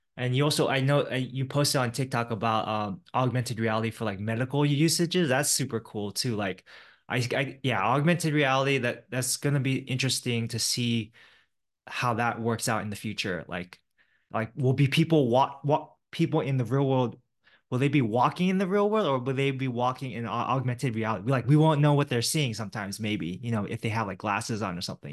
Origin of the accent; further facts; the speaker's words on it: Silicon Valley, California, United States; I grew up in the Silicon Valley area